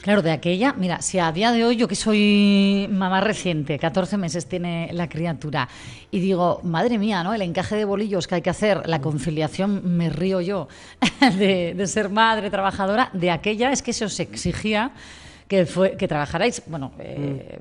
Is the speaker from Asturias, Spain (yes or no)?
yes; Gijón, Asturias, Spain; quienes somos de Gijón